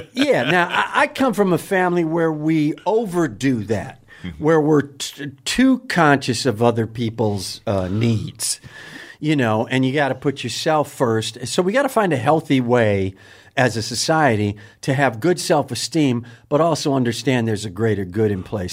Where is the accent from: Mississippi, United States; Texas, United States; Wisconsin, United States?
Wisconsin, United States; I'm from Wisconsin.